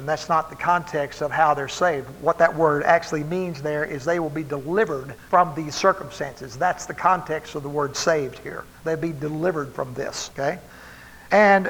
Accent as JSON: {"language": "English", "region": "Texas", "country": "United States", "tie": "born or raised there", "said": "I grew up in Texas"}